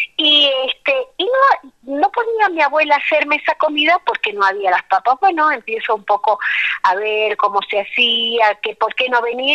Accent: Jujuy, Argentina; also born or lived in La Quiaca / Tilcara / Abrapampa; nací en La Quiaca, que es el pueblo que está en el límite con Bolivia. Mamá era de La Quiaca y mi papá de Tilcara, así que mi infancia y mi adolescencia han transitado entre, entre La Quebrada y La Puna

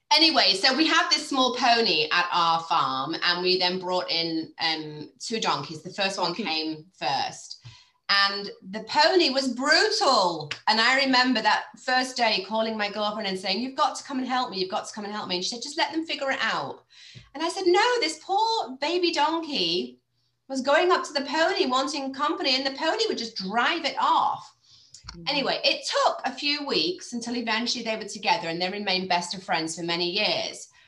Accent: Cheshire, North West England, United Kingdom; moved away as an adult; also born or lived in United States; I grew up in Cheshire.

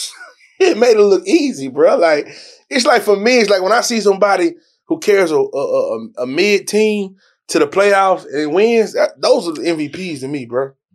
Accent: Dallas, Texas, United States; also born or lived in Houston, Texas; I was born in Houston, and we moved out here in middle school. Grew up in Redbird area

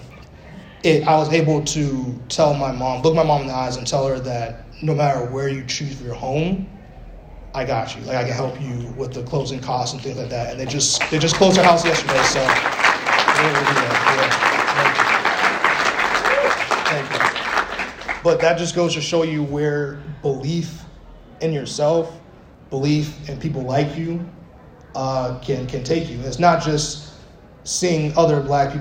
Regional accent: Arizona, United States; moved away; also born or lived in Bronx, New York; I grew up in Arizona for a while

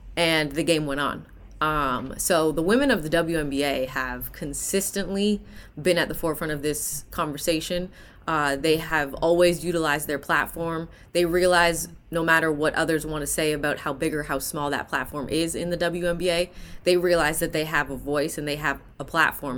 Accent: Hamilton, Ontario, Canada; moved away; I'm a Canadian native, born and raised in Hamilton, Ontario.

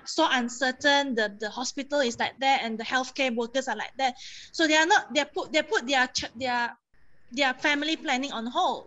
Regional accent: Kuching, Sarawak, Malaysia; moved away as an adult; now in Kuala Lumpur, Malaysia; I'm from Kuching, and and mm-hmm. I I moved here when I was 18

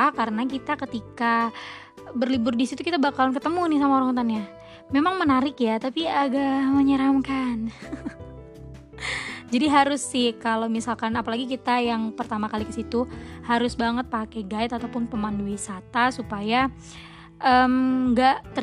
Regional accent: Sumatra, Indonesia; Tapi jujur aja nih teman-teman, aku sebagai anak Sumatera, saya anak Sumatera itu nggak pernah kesini belum pernah kesini

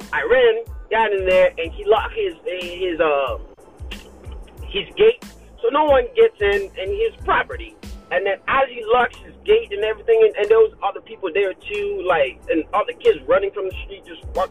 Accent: Haiti; moved away; we're not American, okay? I'm in Haiti

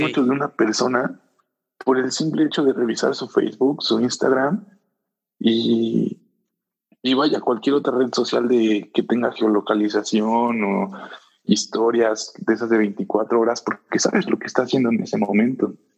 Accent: Puebla, Mexico; moved away as an adult; now in Querétaro, Mexico; yo soy de Puebla, yo, yo toda mi vida he vivido en Puebla y hace aproximadamente un año, poco más de un año, cambié de ciudad, vine a vivir a Querétaro.

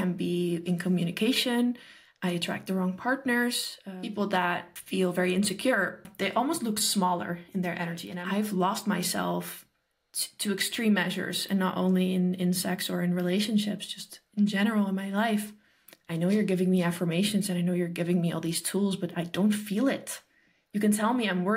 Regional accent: Netherlands; I'm from the Netherlands

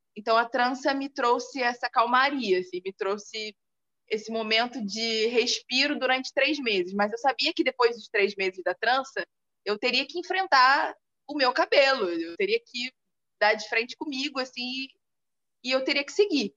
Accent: Nilópolis, Rio de Janeiro, Brazil; moved away; eu vim de Nilópolis

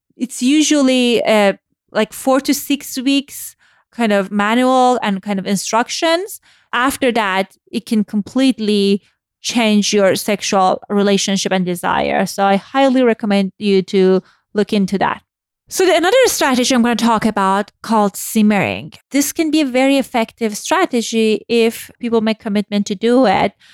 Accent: Iran; moved away; I grew up in Iran post-Islamic Revolution

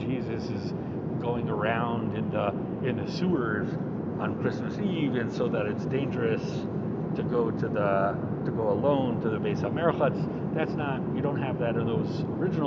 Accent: Baltimore, Maryland, United States; I'm from Baltimore

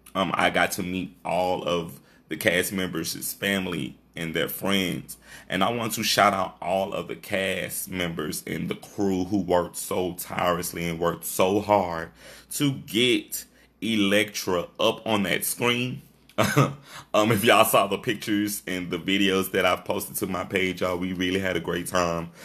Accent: Shreveport, Louisiana, United States; this is my hometown

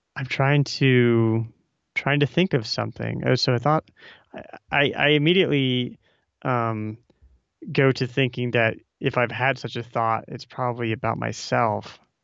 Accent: Omaha, Nebraska, United States; I'm from Omaha as well

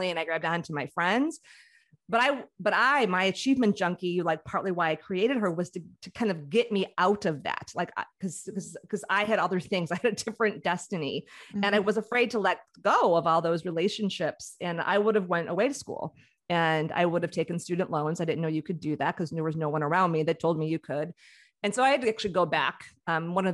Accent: Chicago, Illinois, United States; I grew up in Chicago

